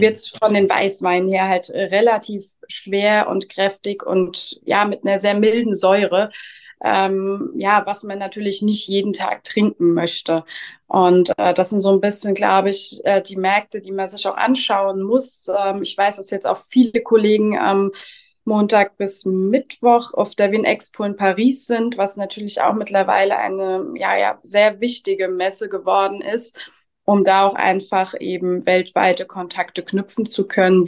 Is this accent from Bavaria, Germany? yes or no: no; Spiesheim, Rhineland-Palatinate, Germany; Ich komme aus dem schönen und kleinen Spießheim mitten in Rheinhessen